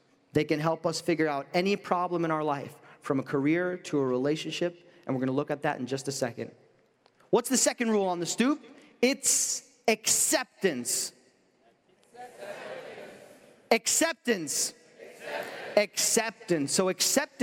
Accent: New York, United States; I'm from New York

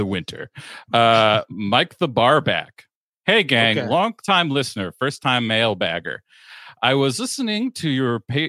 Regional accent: Glasgow, Scotland, United Kingdom; Two bars in my hometown of Glasgow, Scotland, The first one is called Lebowski's.

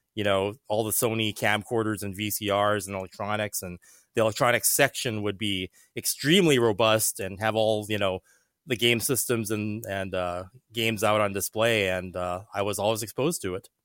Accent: Hawaii, United States; moved away; I grew up in Hawaii

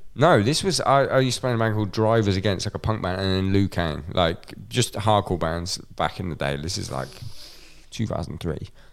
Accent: Scotland, United Kingdom; me being Scottish

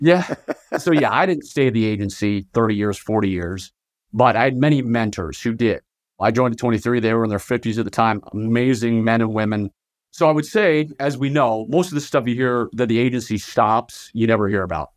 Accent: Virginia, United States; moved away as an adult; also born or lived in Southern Utah; now in Utah, United States; I was born and raised in Virginia, just right outside of Washington, D C

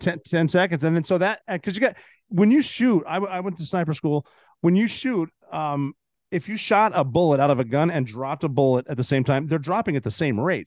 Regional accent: Montana, United States; moved away; I'm from Montana.

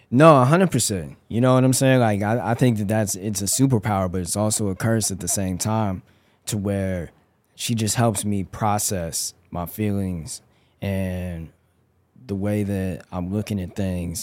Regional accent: Denver, Colorado, United States; moved away; I grew up in Denver, Colorado.

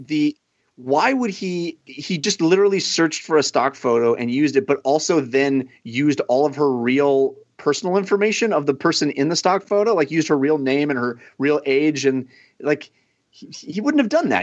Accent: Bay Area, California, United States; the stations I grew up watching in the Bay Area

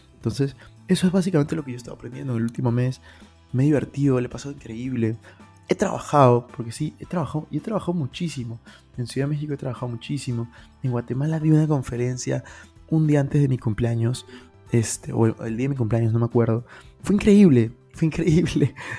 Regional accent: Peru; moved away as an adult; also born or lived in Madrid, Spain / Lima; now in Miami, United States; yo soy de Perú y he vivido los últimos dos años en España casi

